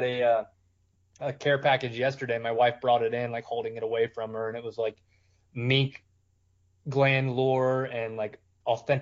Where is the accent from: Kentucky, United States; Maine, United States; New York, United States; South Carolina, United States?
South Carolina, United States; moved away as an adult; also born or lived in Russia / Kyrgyzstan / Vienna / Saudi Arabia; I grew up in South Carolina